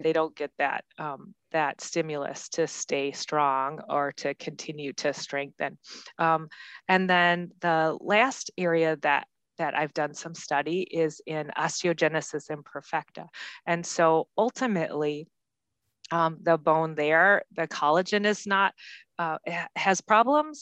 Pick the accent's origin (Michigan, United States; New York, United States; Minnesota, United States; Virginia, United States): Michigan, United States; Grand Rapids; I, I come from Grand Rapids, Michigan